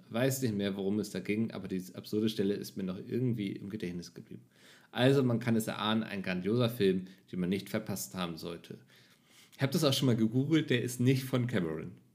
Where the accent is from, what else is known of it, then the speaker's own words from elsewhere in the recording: Northern Germany, Germany; als Norddeutscher